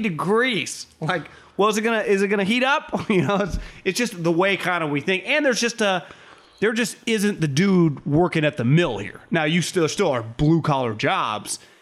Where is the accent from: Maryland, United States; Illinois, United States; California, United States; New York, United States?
California, United States